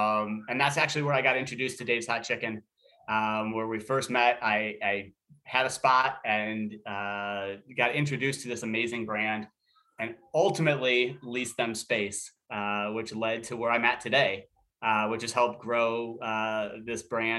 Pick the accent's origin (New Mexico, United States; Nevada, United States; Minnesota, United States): Minnesota, United States; I grew up in Minnesota.